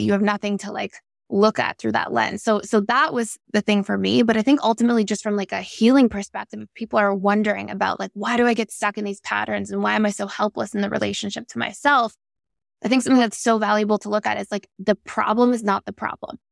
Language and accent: English; Toronto, Ontario, Canada; I grew up in Toronto, Canada